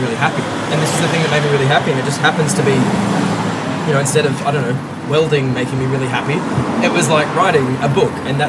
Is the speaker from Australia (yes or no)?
yes; Geraldton, Western Australia, Australia; boy from Jero, and I'm from Spalding, which is like the ghetto of Jero.